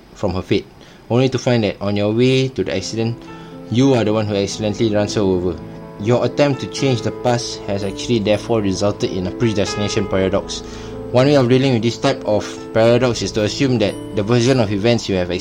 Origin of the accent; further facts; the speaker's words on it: Singapore; I'm Singaporean.